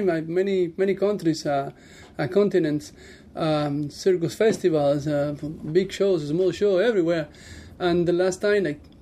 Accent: Cuba; moved away as an adult; now in Las Vegas, United States; Born and raised in Cuba.

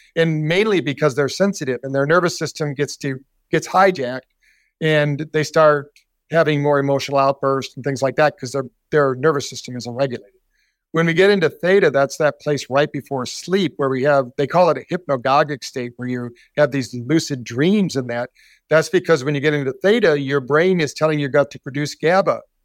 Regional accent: Battle Creek, Michigan, United States; moved away; also born or lived in Scottsdale, Arizona; I grew up in Battle Creek, Michigan, the cereal city

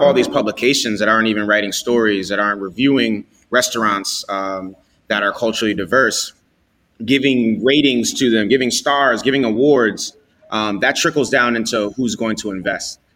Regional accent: New York City, New York, United States; growing up in the Bronx

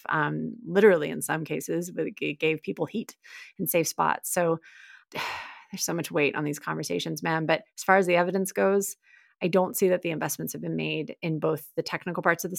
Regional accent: Texas, United States; I love my home state. I'm a proud Texan, many generations deep. I did live in a lot of places growing up, but I'm proud, and they're great people in the state.

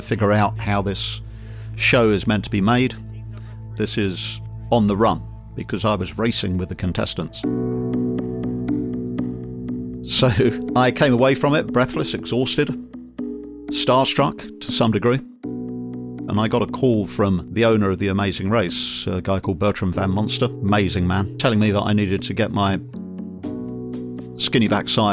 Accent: London, United Kingdom; moved away; I'm from London originally, and when I was 18 years old, I saw a wonderful recruiting poster for Her Majesty's Royal Marines

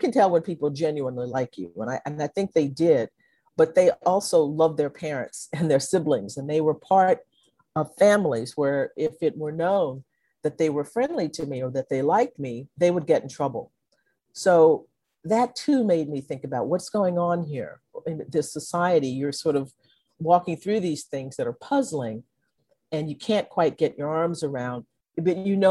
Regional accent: Conroe, Texas, United States; also born or lived in Livingston, Texas; my parents moved to Conroe, Texas, where I grew up

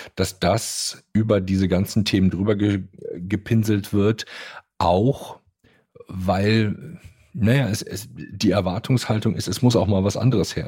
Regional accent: Germany; bei uns in Deutschland

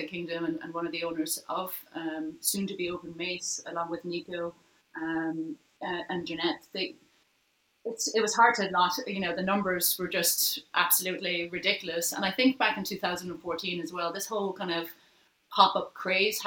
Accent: Ireland; now in New York, United States; you're Irish, we're Irish

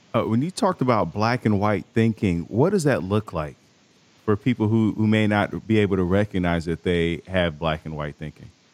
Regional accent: Chicago, Illinois, United States; I'm from Chicago

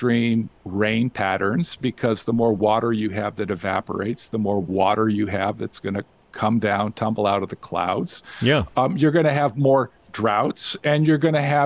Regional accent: Las Vegas, Nevada, United States; now in Whidbey Island, United States; I grew up in Las Vegas. I was born in Las Vegas

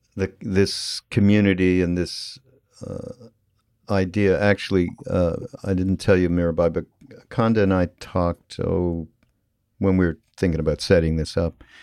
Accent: Canada; I'm from Canada, which is it is different than growing up in the United States to some degree.

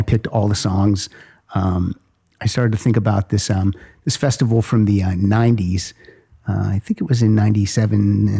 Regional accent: Pennsylvania, United States; I have trouble saying Lilith Fair because I'm from Pennsylvania.

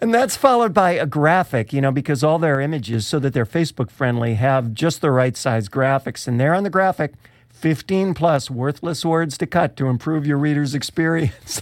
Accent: Rochester, New York, United States; my hometown of Rochester

